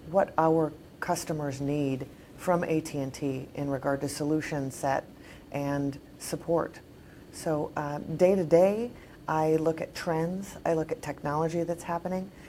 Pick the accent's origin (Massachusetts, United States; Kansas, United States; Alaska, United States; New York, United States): Alaska, United States; now in Dallas, United States; Well, Dez, I'm originally from Alaska. Wow. I've lived in 10 states. Currently, I reside in Dallas, Texas, uh, which is state number 10.